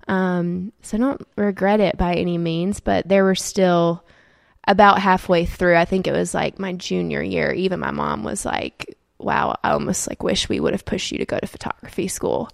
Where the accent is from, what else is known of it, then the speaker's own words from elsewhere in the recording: Auburn, Alabama, United States; moved away as an adult; also born or lived in Saint Petersburg, Florida / North Carolina / Atlanta; then moved to a very small town in North Carolina when I was little, and then grew up most of my life in Auburn